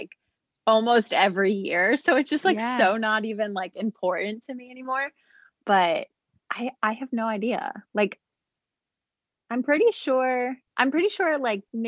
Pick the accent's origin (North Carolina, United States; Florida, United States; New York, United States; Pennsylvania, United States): Pennsylvania, United States; Philadelphia; moved away as an adult; now in South Jersey, United States; I grew up in Philadelphia, but I now reside in South Jersey.